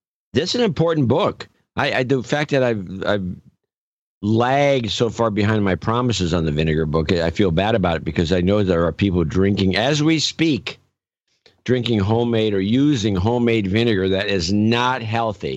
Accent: California, United States; I'm a Californian and we drive a lot

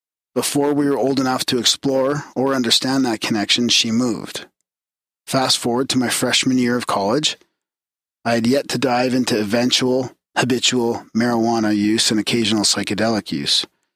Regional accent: Mississippi, United States; Okay, so I grew up in South Mississippi under the roof of a Baptist Christian home that my father built on undeveloped land in 1993.

